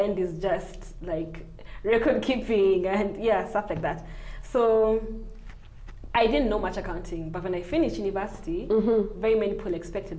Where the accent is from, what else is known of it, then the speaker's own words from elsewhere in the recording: Nairobi, Kenya; So my background is Ugandan. I was brought up in Kenya.